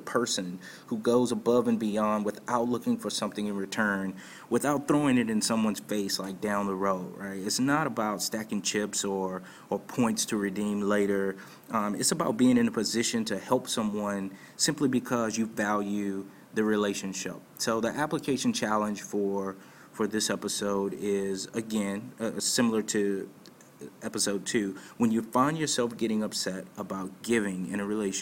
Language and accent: English; Martinsville, Virginia, United States; my hometown of Martinsville, Virginia